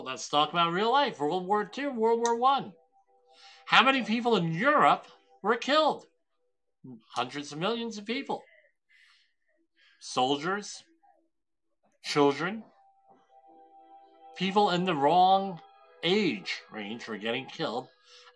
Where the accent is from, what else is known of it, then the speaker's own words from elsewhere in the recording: Woodbridge, United States; my hometown of Woodbridge